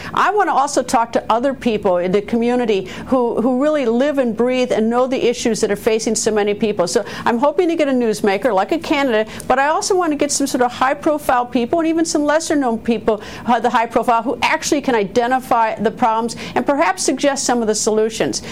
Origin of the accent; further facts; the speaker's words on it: Wisconsin, United States; my home state of Wisconsin